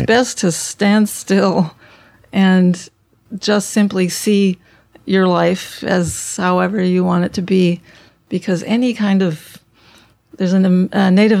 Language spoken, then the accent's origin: English; Berlin, Germany; also born or lived in Konstanz; now in New York, United States; I was born in Konstanz, Germany. That's on the Swiss border, Lake Konstanz. But by the time I was five, we were up in Berlin.